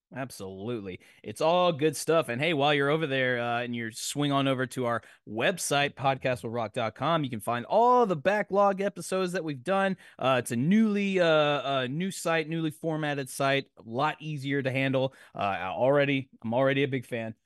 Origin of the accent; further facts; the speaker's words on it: Nashville, Tennessee, United States; I'm from Nashville.